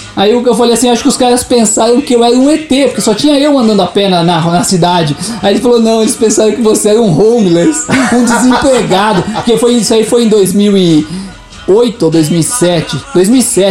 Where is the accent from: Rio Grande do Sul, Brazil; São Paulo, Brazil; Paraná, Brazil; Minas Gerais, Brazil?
Paraná, Brazil; Curitiba; nós não somos daqui, nós somos de Curitiba